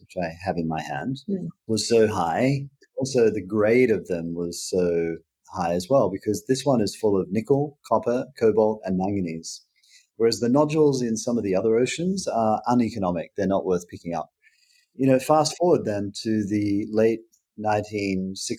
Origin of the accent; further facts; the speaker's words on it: Queensland, Australia; moved away; as a Queenslander, you know, I've grown to like it a lot more since I've lived away from Australia than I did when I lived there